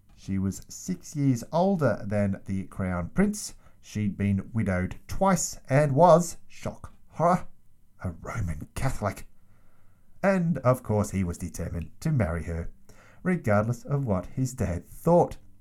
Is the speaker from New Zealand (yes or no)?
no; Australia; I'm from Australia.